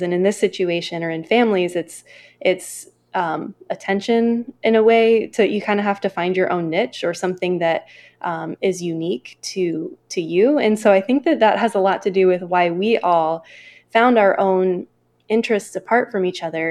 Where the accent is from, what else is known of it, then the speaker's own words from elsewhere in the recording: Northeast Ohio, United States; my backgrounds growing up in Northeast Ohio